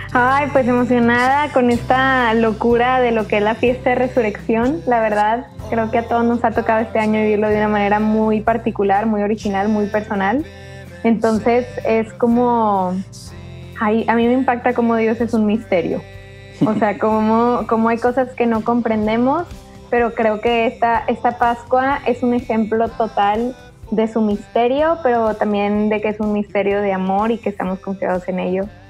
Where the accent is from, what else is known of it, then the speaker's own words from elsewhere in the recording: Monterrey, Nuevo León, Mexico; nosotros somos de Monterrey